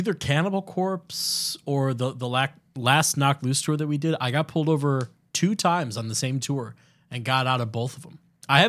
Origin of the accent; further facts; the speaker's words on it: suburb of Chicago, Illinois, United States; where I grew up, being a suburb of Chicago, like a really big suburb